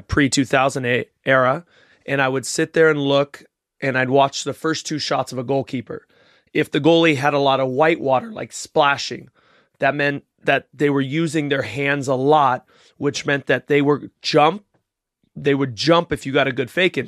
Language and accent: English; Rio de Janeiro, Brazil; moved away; I was born in Rio